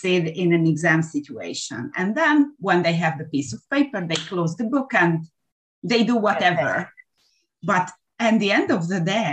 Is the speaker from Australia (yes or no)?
no; Hungary; English is a second language; I'm from Hungary.